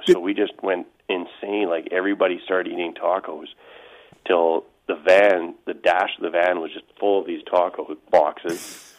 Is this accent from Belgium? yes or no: no; Canada; As a Canadian, if you were racing in the U.S., that was a big deal. And yet we lived, you know, 45 minutes from the border.